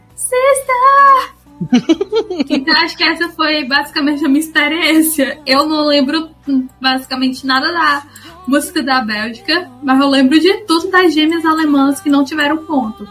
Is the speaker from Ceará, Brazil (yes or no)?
yes; Ceará, Brazil; born or raised there